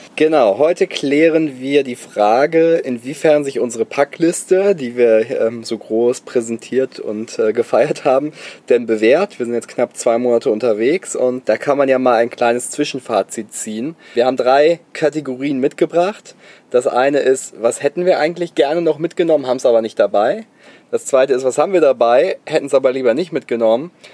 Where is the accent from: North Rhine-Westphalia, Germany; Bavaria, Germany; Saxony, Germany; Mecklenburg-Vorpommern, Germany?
North Rhine-Westphalia, Germany; Bonn; ich komme aus Bonn, da kommt Haribo her